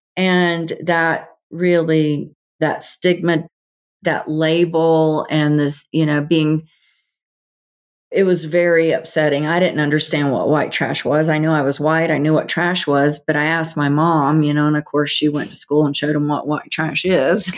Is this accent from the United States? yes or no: yes; the South, United States; I grew up in the South, Bible Belt.